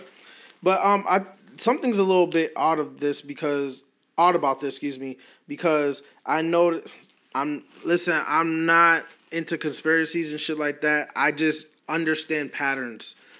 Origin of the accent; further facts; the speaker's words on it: United States; me being American